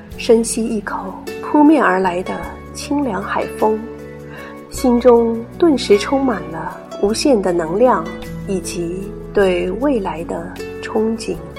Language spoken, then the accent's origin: Chinese; Zhoushan, Zhejiang, China; 来自东海之滨的一个千岛之城。童年时光常在海边半山上的奶奶家度过